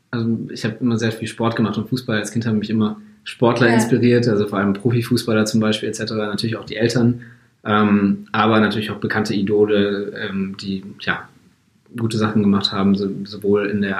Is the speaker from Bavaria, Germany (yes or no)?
yes; Munich, Bavaria, Germany; ich bin eigentlich in München aufgewachsen, also Münchner Junge. Ähm, und ganz normal Abitur gemacht hier auch.